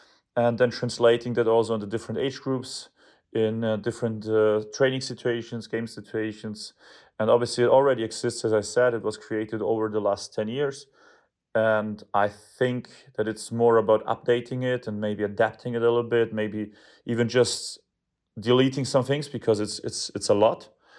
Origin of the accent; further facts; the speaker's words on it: Bavaria, Germany; English is a second language; For me personally, it's the biggest in the world because I was born and raised near Munich, and I'm a big, big fan myself of Bayern.